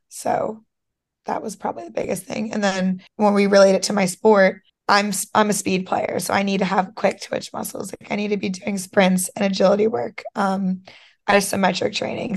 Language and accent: English; Schwenksville, Pennsylvania, United States; also born or lived in Georgia; I am from Pennsylvania. Um, I lived in Georgia for a few years as well, but born, raised mostly Pennsylvania